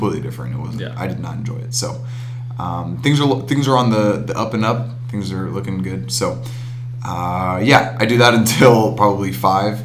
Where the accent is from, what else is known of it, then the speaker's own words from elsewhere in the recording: Wadsworth, Ohio, United States; growing up in the Wadsworth, Ohio, it's near Akron